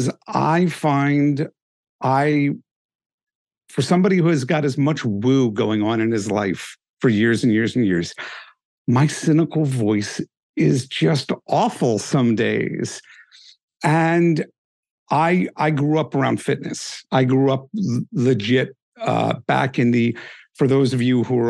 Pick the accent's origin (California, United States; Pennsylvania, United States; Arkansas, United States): Pennsylvania, United States; Philadelphia; moved away as an adult; now in Delaware, United States; I'm originally a Philadelphian.